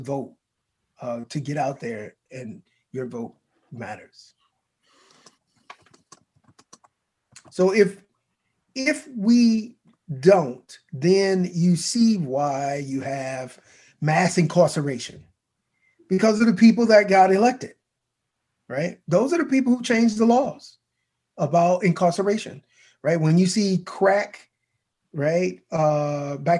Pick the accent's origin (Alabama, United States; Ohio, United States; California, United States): Alabama, United States; Mobile; my hometown of Mobile, Alabama